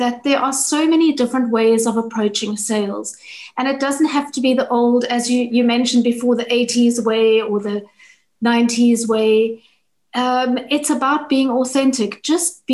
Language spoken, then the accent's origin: English; South Africa; I'm from South Africa.